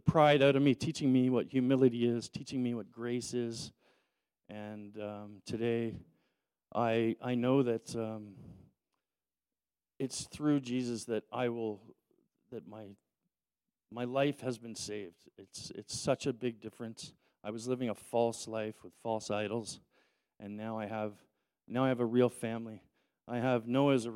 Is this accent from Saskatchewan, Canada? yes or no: no; Toronto, Ontario, Canada; growing up in Toronto with a single mother